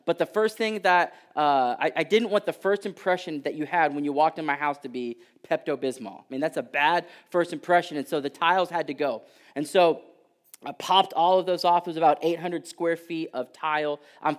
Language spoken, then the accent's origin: English; Texas, United States; And so a few years back, I'm originally from Texas.